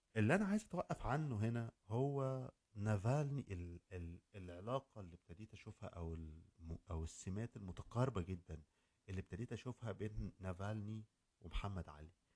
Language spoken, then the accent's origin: Arabic; Egypt; عندنا في مصر